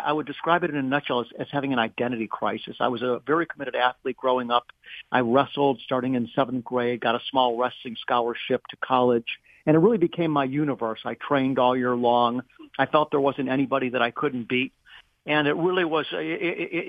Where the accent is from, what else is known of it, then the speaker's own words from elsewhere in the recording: Beachwood, Ohio, United States; also born or lived in Cleveland, Ohio; I was born in Cleveland, Ohio. I am going to be 65 this month, so I was born in 1958, and I grew up in the suburb of Cleveland called Beechwood